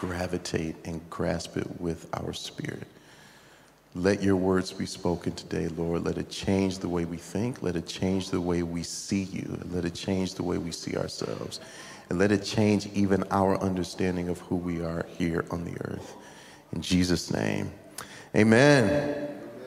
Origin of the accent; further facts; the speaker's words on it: United States; me growing up in America